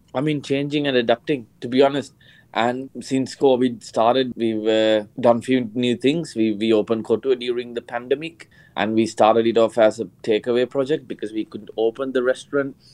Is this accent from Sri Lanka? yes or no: yes; Sri Lanka; moved away; growing up in Sri Lanka